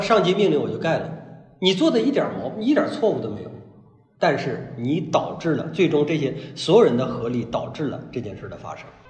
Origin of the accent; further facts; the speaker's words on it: Hebei, China; moved away; 我老家是河北人，呃，我老家里边儿有叔叔，啊，姑姑，表亲，表亲，啊，什么这些都有